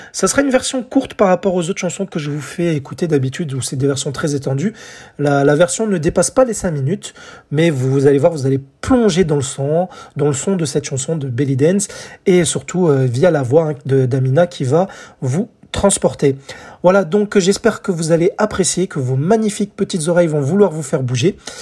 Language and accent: French; France; chez nous en France